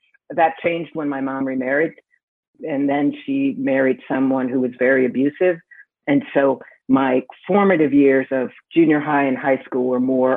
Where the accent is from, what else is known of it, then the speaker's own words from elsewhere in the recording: Milwaukee, Wisconsin, United States; also born or lived in Florida; I was born in Florida and I grew up in the Milwaukee area, a suburb of Milwaukee called West Dallas when I was a little kid.